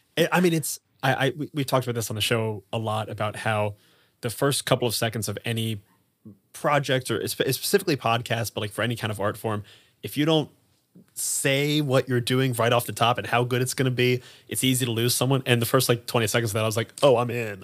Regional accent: Columbus, Ohio, United States; I'm from Ohio.

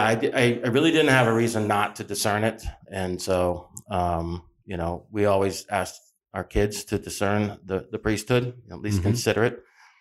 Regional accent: Phoenix, Arizona, United States; I'm a rarity these days in Arizona. I'm a native. I was born and raised here in Phoenix, Arizona. So this is not my destination or a destination. This is my home.

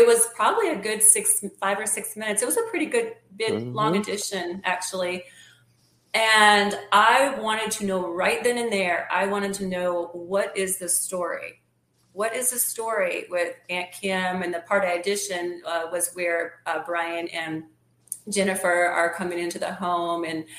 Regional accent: the North, United States; born or raised there; moved away as an adult; now in Mississippi, United States

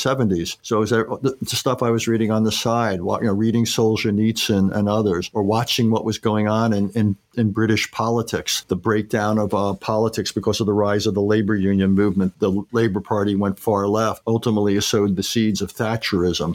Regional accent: Valley Stream, New York, United States; Small town, Valley Stream, Long Island, on the South Shore

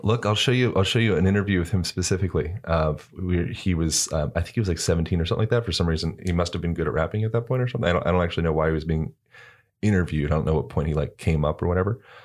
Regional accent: Pennsylvania, United States; growing up in Pennsylvania and, like, the East Coast

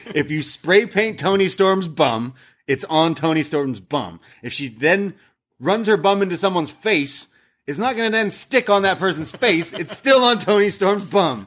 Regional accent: Canada; We're Canadian

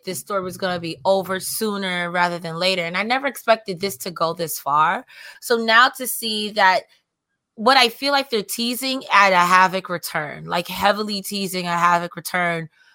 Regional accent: New York, United States; I'm from New York.

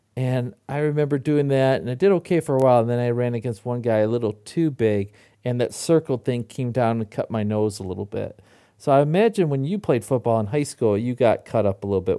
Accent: Michigan, United States; I grew up in Michigan

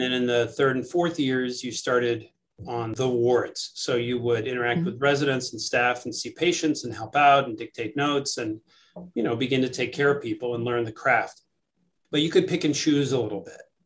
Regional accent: New York City, New York, United States; moved away as an adult; now in Madison, United States; I grew up in New York City, uh, ah. uh, right in the heart of Manhattan

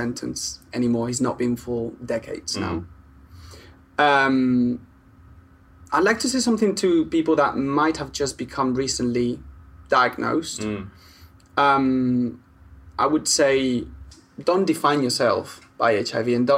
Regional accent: Spain; now in United Kingdom; I'm Spanish

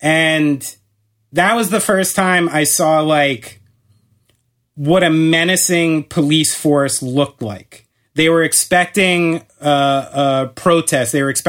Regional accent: New Jersey, United States; hey, we're from New Jersey. We're not going to fall for fucking that shit, okay?

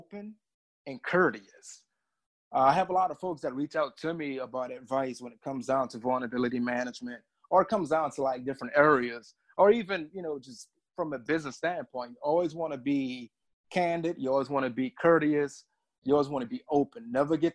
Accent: New Orleans, Louisiana, United States; also born or lived in DC area; now in Washington, D.C. area, United States; I'm from New Orleans, Louisiana

